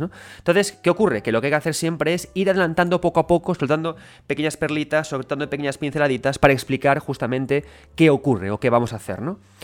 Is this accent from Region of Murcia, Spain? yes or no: no; Galicia, Spain; yo soy gallego